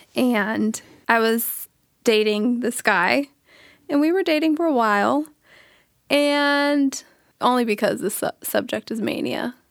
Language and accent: English; Sacramento, California, United States; now in Palm Springs, United States; I'm from Sacramento, California. I reside in Palm Springs